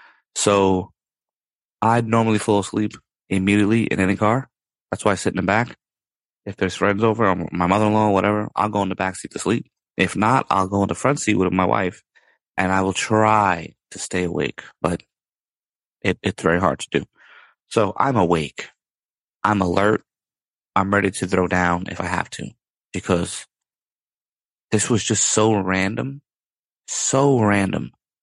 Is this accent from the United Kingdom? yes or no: no; Ireland; You know, I love Dublin. I'm not saying that because I'm Irish.